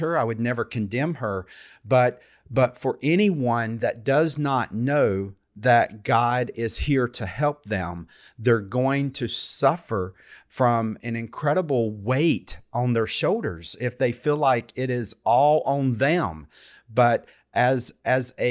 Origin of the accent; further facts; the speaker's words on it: United States; also born or lived in India; what I grew up with here in the United States